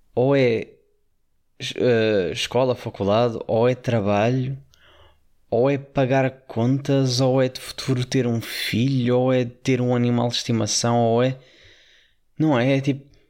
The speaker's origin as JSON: {"language": "Portuguese", "country": "Portugal", "said": "como bom Tuga"}